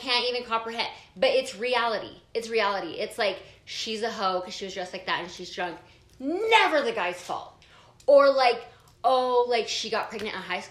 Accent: Provo, Utah, United States; I grew up in Provo

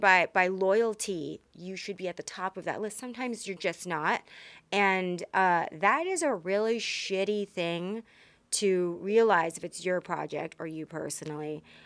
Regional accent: Texas, United States; I was raised in Texas

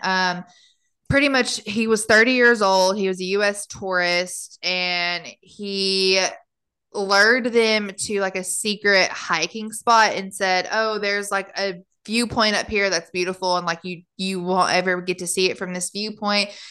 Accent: United States; now in Germany; being an American living in Germany

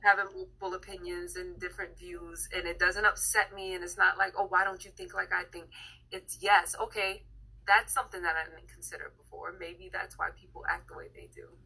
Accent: United States; I, as a young black female in America, am grateful, especially with the knowledge that I have of the world right now, so grateful that I was born in America.

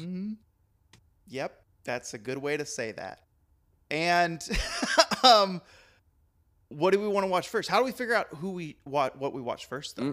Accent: Texas, United States; moved away; I'm from the South, I'm Texan

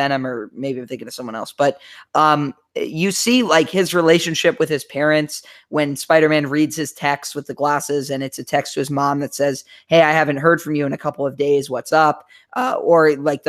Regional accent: Germantown, Maryland, United States; also born or lived in Gaithersburg, Maryland; I grew up my whole life thinking I lived in Germantown

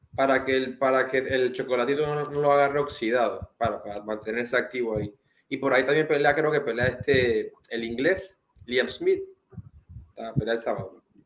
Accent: Panama; uno como panameño

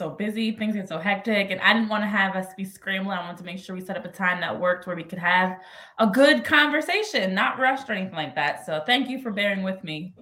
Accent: New Jersey, United States; now in Philadelphia, United States; born and raised a Jersey girl, but still live in Philly uh, these days

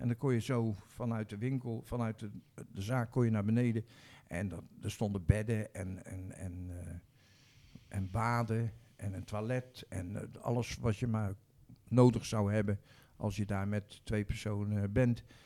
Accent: Rotterdam, South Holland, Netherlands; Nou, ik ben geboren in Rotterdam-Zuid, in de wijk Bloemhof. Dat was en is nog steeds een, ehm, een volksbuurt

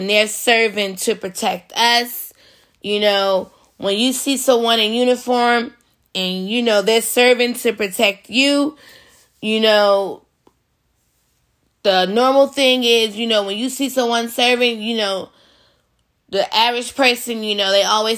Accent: United States; us as Americans, as an American citizen

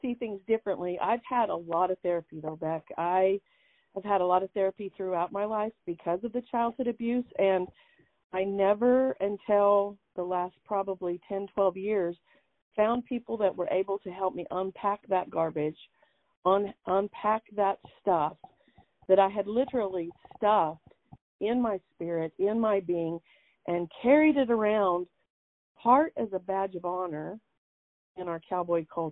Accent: Bosque Farms, New Mexico, United States; I'm originally from Bosque Farms, New Mexico

